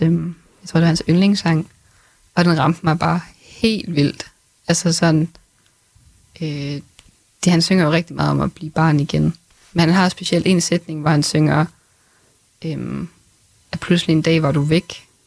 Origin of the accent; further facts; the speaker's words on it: Grenaa, Central Denmark Region, Denmark; Greno, hvor jeg kommer fra